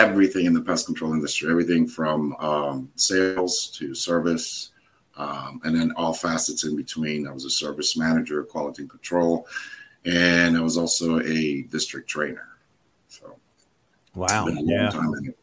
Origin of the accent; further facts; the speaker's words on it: Hudson County, New Jersey, United States; moved away as an adult; now in Florida, United States; I moved to Florida from New Jersey. I'm originally a Jersey boy